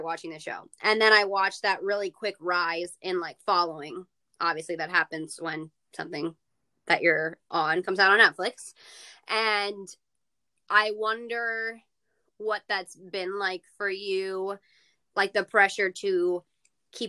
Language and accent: English; South Florida, United States; I'm from South Florida